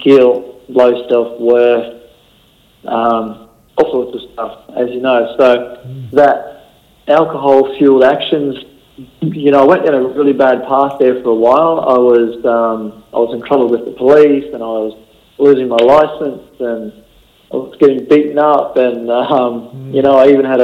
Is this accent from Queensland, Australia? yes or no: yes; Rockhampton, Queensland, Australia; moved away as an adult; now in Gold Coast, Australia; I was born and bred in Rockhampton and on the banks of the Fitzroy River there, about 30 kilometres out of town